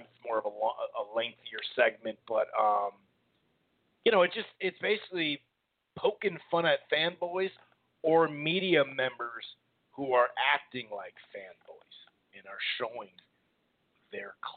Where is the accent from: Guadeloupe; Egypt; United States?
United States; Minnesota; I'm from Minnesota, up here in the upper Midwest here